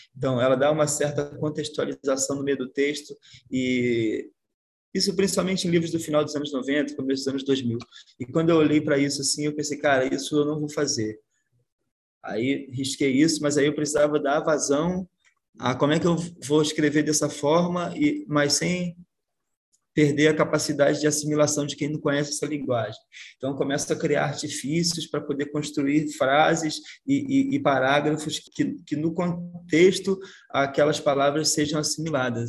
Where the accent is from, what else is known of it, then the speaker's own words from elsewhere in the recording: Brazil; accent: Brazilian; a gente aqui, a gente tem um sotaque que já virou outra coisa